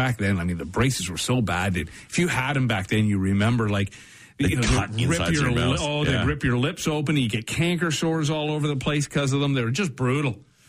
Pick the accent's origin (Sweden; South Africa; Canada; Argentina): Canada; But as a Canadian, this is the most of the Canadians done on Jeopardy.